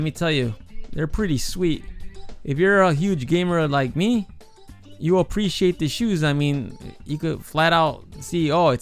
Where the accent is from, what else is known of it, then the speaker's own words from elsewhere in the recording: Chicago, Illinois, United States; now in Japan; Growing up in Chicago, I was fortunate enough to experience the Bulls dynasty of the 90s